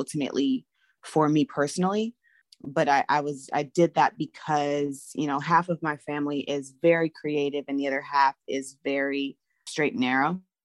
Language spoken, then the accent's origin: English; Los Angeles, California, United States; moved away as an adult; now in Atlanta, United States; I'm originally from Los Angeles, California. I'm an LA baby